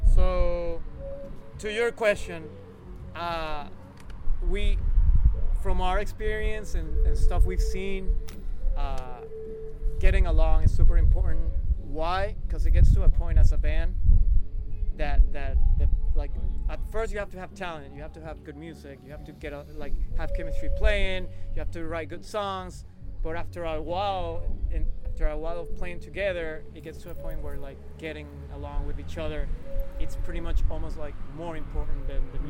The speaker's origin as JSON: {"language": "English", "country": "Venezuela", "tie": "born or raised there", "moved": "yes", "lives_now": "Boston, United States", "said": "I was born in Boston, grew up in Venezuela, South America."}